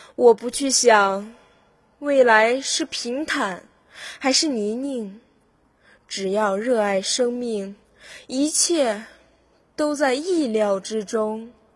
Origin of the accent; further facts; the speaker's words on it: Weihai, Shandong, China; 我是来自海上花园城威海的考生